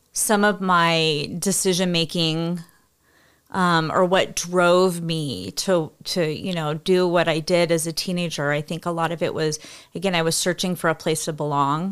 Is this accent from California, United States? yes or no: yes; California, United States; we grew up in California